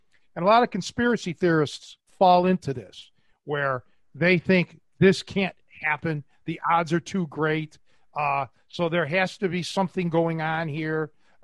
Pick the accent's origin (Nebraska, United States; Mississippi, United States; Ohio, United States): Ohio, United States; Cleveland; moved away; I was from Cleveland